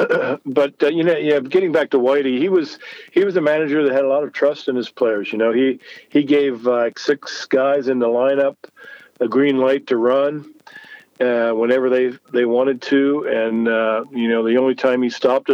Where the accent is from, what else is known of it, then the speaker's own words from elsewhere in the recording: Lancaster, Pennsylvania, United States; here to Lancaster in my hometown